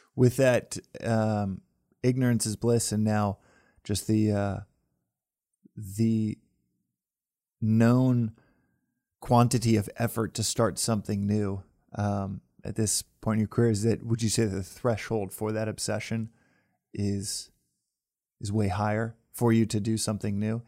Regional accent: Texas, United States; moved away; back home where I grew up in Texas

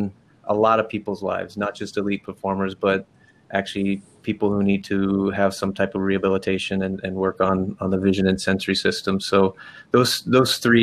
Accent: Los Angeles, California, United States; moved away as an adult; the people I knew growing up in Venice Beach, California

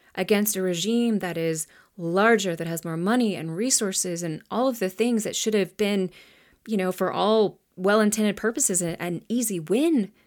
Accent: United States; I grew up here in the United States

